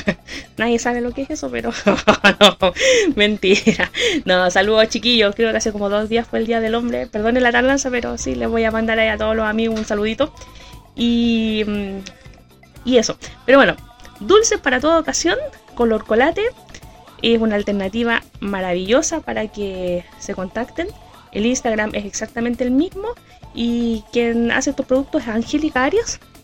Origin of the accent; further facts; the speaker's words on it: Quintero, Valparaíso, Chile; la comuna de Quintero, mi tierra natal